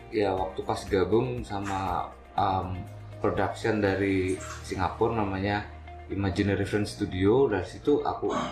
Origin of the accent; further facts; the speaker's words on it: Malang, East Java, Indonesia; Asalnya Malang.